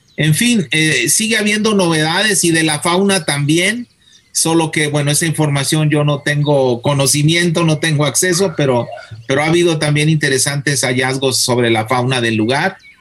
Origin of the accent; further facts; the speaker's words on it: Guadalajara, Jalisco, Mexico; also born or lived in Wisconsin; Yo soy de Guadalajara